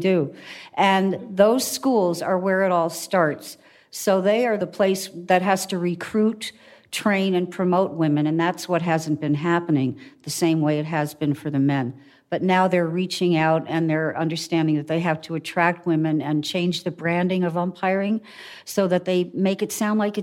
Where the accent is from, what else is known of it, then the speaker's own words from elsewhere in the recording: New York City, New York, United States; I am born and raised right here in Manhattan